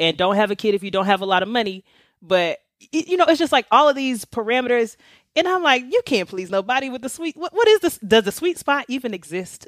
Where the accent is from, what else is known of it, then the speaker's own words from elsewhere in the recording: the South, United States; I'm from the South